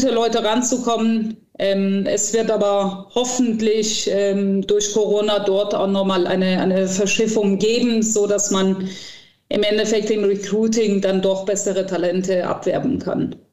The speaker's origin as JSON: {"language": "German", "town": "Cologne", "region": "North Rhine-Westphalia", "country": "Germany", "said": "Ich finde, das gehört als Kölnerin dazu."}